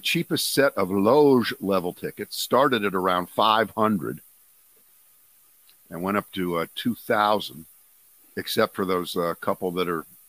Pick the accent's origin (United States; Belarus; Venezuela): United States; Ohio; moved away; I grew up in Ohio